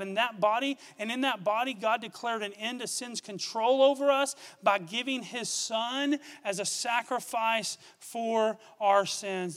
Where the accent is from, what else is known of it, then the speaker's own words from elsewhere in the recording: Gorman, Texas, United States; I grew up in Gorman, Texas, about 30 miles from here.